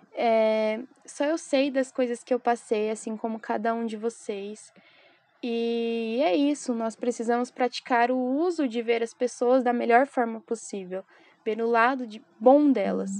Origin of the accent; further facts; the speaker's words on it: São Paulo, Brazil; sou de São Paulo, Pico dos Pico